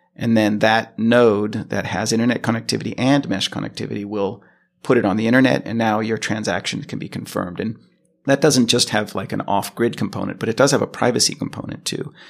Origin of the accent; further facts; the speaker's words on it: Los Angeles, California, United States; moved away as an adult; now in Sweden; I'm originally from California, from Los Angeles. And, uh, that's where I spent most of my life.